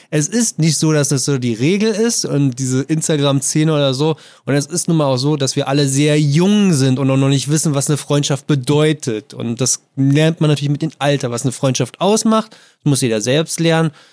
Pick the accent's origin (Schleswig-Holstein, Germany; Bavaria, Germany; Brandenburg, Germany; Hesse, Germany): Brandenburg, Germany; bei uns in Brandenburg